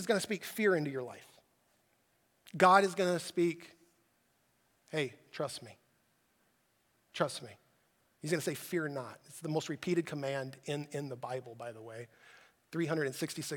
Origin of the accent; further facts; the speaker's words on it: United States; I'm an American